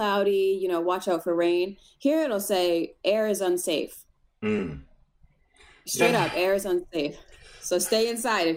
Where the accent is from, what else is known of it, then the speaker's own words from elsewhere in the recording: Boston, Massachusetts, United States; now in Los Angeles, United States; I was born in Boston